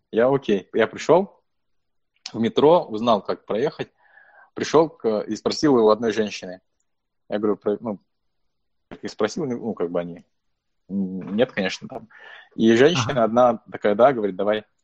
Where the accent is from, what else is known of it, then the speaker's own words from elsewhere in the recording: Buryatia, Russia; now in United States; ну, вообще классно, что я бурят, и классно, что у нас есть сообщество бурятов